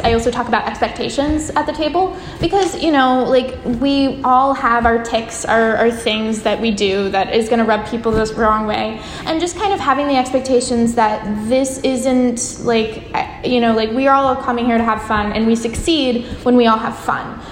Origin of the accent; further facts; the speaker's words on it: San Francisco, California, United States; I'm from San Francisco.